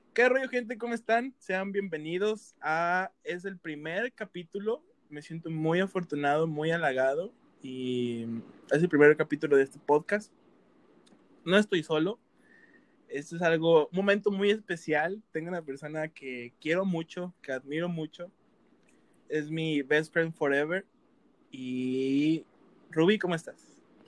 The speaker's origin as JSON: {"language": "Spanish", "region": "Veracruz", "country": "Mexico", "moved": "yes", "said": "yo soy de Veracruz"}